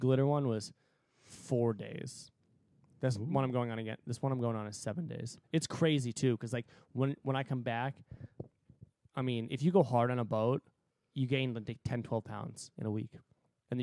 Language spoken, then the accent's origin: English; United States; I'm American